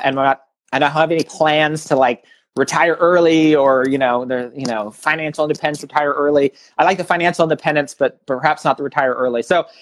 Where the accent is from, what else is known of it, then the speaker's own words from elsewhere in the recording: Canada; born there; moved away; also born or lived in Australia / Germany / North Carolina / Los Angeles; My background, you know, I was born in Canada. I've lived in Australia and Germany, North Carolina, Los Angeles, St. Louis.